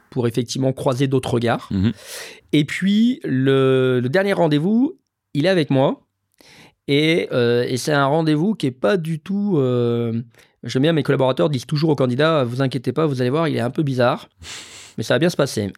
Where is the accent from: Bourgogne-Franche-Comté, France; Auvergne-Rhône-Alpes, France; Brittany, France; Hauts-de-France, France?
Auvergne-Rhône-Alpes, France; Lyon; moved away; j'ai grandi à Lyon